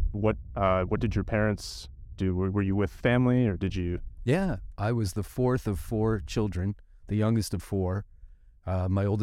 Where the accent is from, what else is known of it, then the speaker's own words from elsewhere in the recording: San Francisco, California, United States; I grew up right over there across the bay, San Francisco.